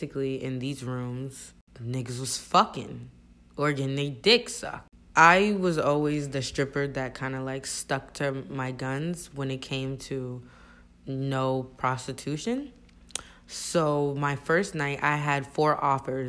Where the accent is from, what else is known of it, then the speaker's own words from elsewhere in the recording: New Jersey, United States; English is a second language; also born or lived in New York / home country (unspecified); I'm from Jersey